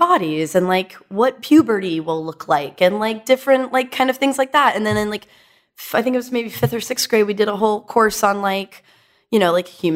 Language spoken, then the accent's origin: English; Dallas, Texas, United States; I was raised in Dallas by two therapist parents